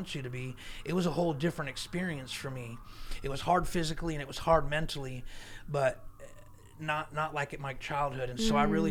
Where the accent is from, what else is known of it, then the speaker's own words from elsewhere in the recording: Southern California, United States; I lived real close to Mexico. I'm from Southern California